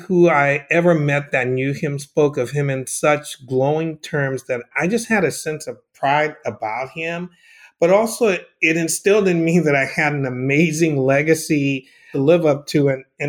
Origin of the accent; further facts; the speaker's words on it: Liberia; I'm originally from Liberia and I grew up in Liberia.